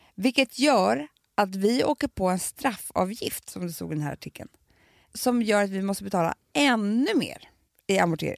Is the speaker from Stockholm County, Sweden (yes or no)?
yes; Stockholm, Stockholm County, Sweden; både jag och Alex är ju från alltså vi är ju Reimers båda två.